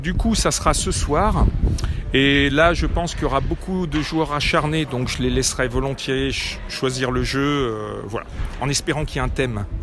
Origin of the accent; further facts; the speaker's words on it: Lyon, Auvergne-Rhône-Alpes, France; now in Neuville-sur-Saône, France; je suis lyonnais